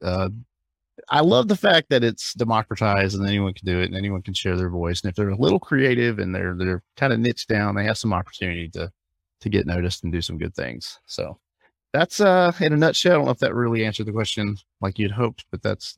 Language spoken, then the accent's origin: English; Alabama, United States; also born or lived in Hawaii; now in South Florida, United States; I live in South Florida, but I'm originally from Alabama, but I've kind of moved around.